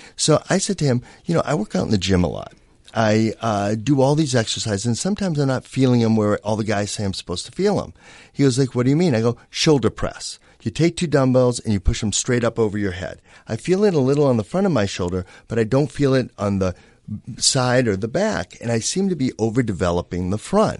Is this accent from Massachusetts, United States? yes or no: yes; Boston, Massachusetts, United States; now in Los Angeles, United States; Growing up in Boston